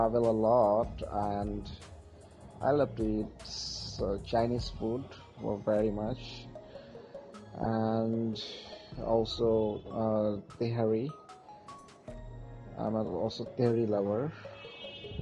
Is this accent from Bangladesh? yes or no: yes; Dhaka, Dhaka Division, Bangladesh; from Dhaka, Bangladesh, and I am a freelancer